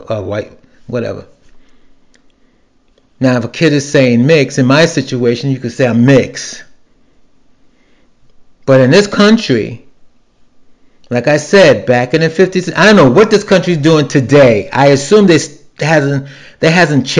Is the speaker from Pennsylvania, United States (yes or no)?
no; New York City, New York, United States; moved away; also born or lived in the South (US); born and raised in New York City